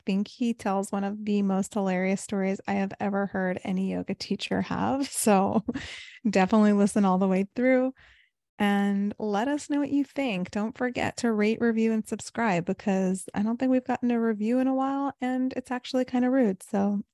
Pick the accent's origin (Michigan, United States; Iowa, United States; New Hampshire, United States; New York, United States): New York, United States; also born or lived in California / South Florida; now in Chicago, United States; I'm originally from New York